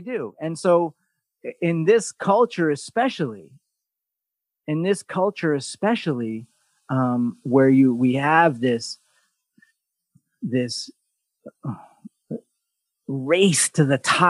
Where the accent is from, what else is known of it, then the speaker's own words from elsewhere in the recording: New York, United States; as a New Yorker